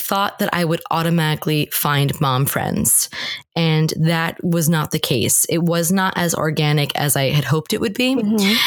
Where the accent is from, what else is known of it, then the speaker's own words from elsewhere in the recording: New Jersey, United States; moved away as an adult; also born or lived in Northern Ireland; I was born and raised in New Jersey, which is where I currently live